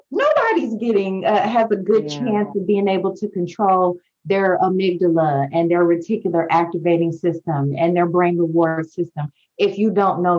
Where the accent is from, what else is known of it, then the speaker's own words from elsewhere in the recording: St. Louis, Missouri, United States; moved away as an adult; also born or lived in New Orleans, Louisiana / Houston, Texas; I'm from St. Louis